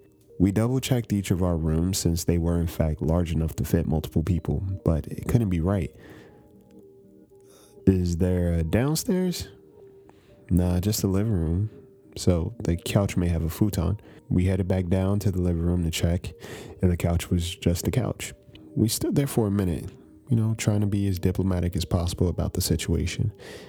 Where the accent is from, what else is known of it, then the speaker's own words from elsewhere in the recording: East Coast, United States; Growing up on the East Coast, I hadn't spent too much time in Philadelphia.